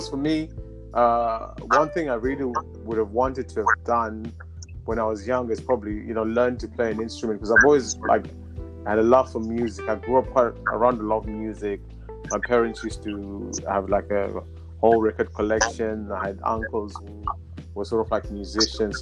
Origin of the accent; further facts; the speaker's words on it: Zimbabwe; moved away as an adult; now in United Kingdom; I'm from Zimbabwe. So I grew up in Zimbabwe